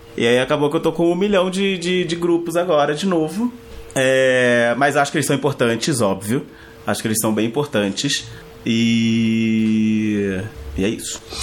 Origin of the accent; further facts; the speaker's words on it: Rio de Janeiro, Brazil; now in São Paulo, Brazil; sou carioca, mas moro em São Paulo